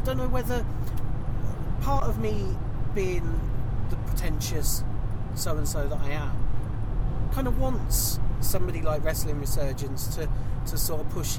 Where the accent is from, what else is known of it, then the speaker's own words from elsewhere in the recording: Canada; Yeah, I'm the Canadian one.